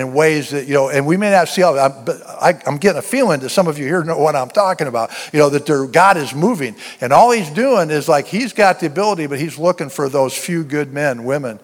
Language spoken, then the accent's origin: English; the South, United States; I'm a Southerner